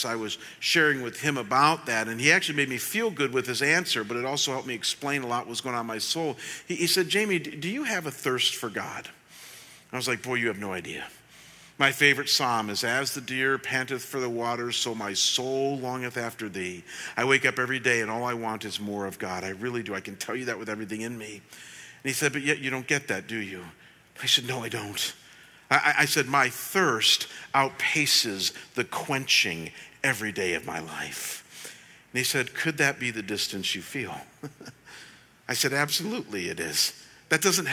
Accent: Cleveland, Ohio, United States; moved away as an adult; when I was pastoring in my hometown back in Cleveland

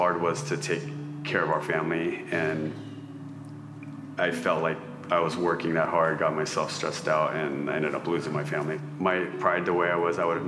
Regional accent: Southern California, United States; I grew up in Southern California

